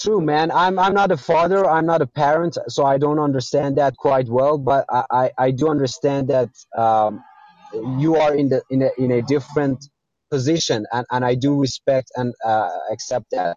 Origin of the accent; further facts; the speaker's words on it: Iran; English is a second language; I'm from Iran.